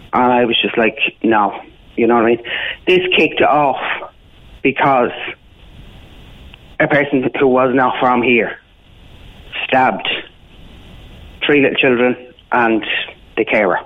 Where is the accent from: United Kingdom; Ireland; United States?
Ireland; Dublin, Leinster; I'm from Coolock. I was born and raised in Coolock.